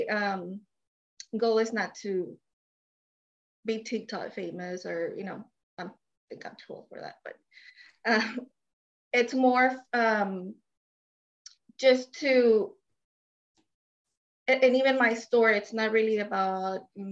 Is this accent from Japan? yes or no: no; Mexico; now in Houston, United States; I am from Mexico, and I live in Houston, Texas.